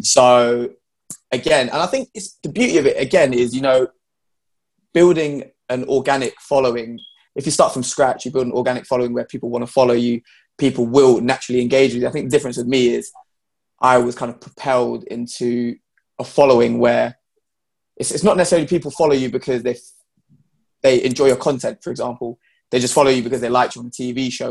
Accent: London, United Kingdom; I'm from London. It's very diverse here

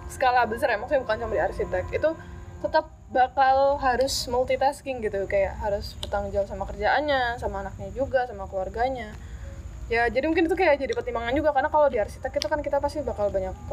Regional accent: Java, Indonesia; now in Samarinda, Indonesia; aku emang sebenarnya dari Jawa terus pindah ke Samarinda gitu

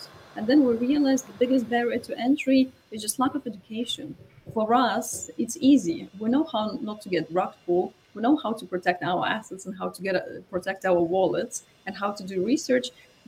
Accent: Lithuania; moved away; I'm originally from Lithuania

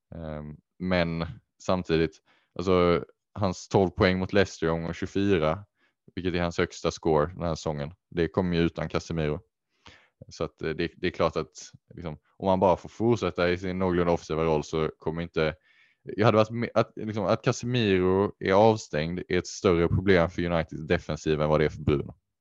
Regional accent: Sweden; som svensk

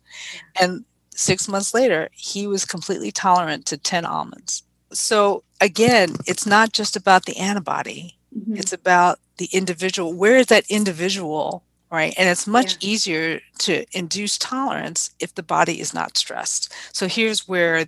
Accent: New York City, New York, United States; growing up in the Bronx

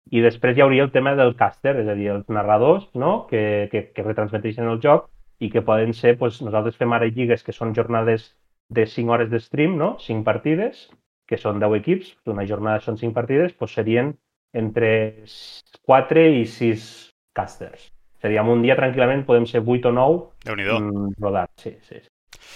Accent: Puigverd, Catalonia, Spain; now in Lleida, Spain; jo sóc d'un poble de Puigverd

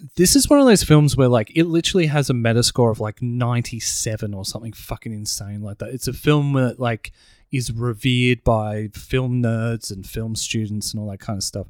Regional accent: Broadmeadows, Victoria, Australia; we grew up, we grew up in Broadmeadows

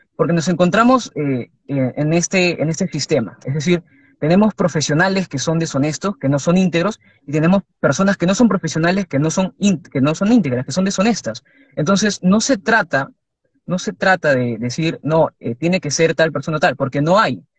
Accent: Lima, Peru; yo, como pueblo librense

